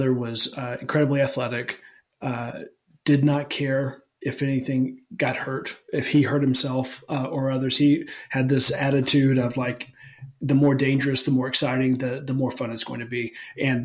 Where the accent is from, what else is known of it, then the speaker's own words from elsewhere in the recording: Alabama, United States; I grew up in Alabama